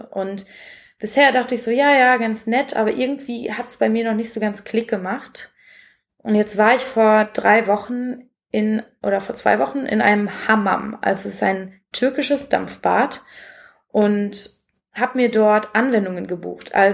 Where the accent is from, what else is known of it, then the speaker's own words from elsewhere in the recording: Essen, North Rhine-Westphalia, Germany; da bin ich nämlich nach Essen gefahren, wo ich aufgewachsen bin